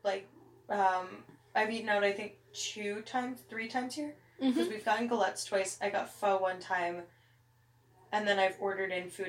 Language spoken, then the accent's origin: English; United States; now in France; when French people find out I'm American